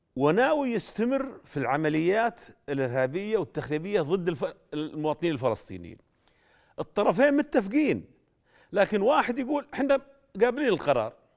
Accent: Saudi Arabia; عندنا في جده

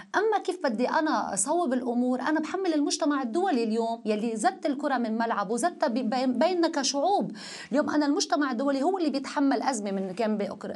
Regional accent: Lebanon; أنا أشعر كمواطنة لبنانية

